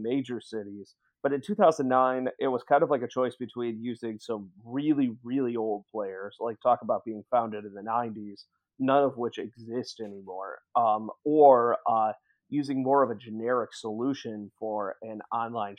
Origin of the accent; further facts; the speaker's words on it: Milwaukee, Wisconsin, United States; also born or lived in Madison, Wisconsin; I grew up in Milwaukee